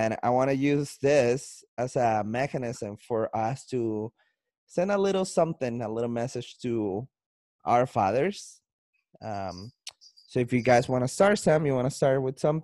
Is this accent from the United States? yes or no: no; Colombia; accent: Colombian; now in Canada; I sound like I'm not in Canada. I sound like I'm in Colombia because my accent, but I'm in Canada